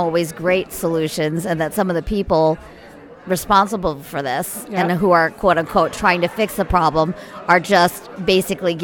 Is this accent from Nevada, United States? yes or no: no; Iowa, United States; moved away; I grew up in Iowa.